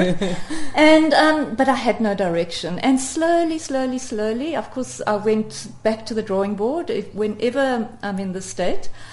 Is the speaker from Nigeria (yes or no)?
no; South Africa; such a real South African in many ways, in that I um, I have an Afrikaans father and an, and an English mother